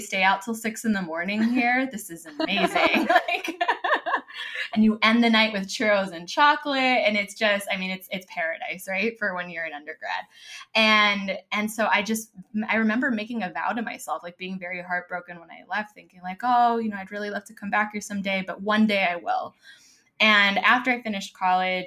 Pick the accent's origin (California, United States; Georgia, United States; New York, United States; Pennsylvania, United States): California, United States; Los Angeles; moved away as an adult; now in Madrid, Spain; I came from Los Angeles, as you can tell by the accent